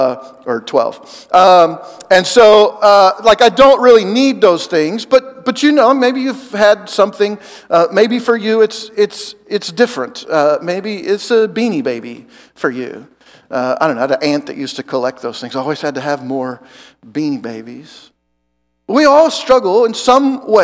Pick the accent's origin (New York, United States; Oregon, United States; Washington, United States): Oregon, United States; moved away as an adult; also born or lived in Joplin, Missouri; I'm from Oregon and I went to college in Joplin, Missouri.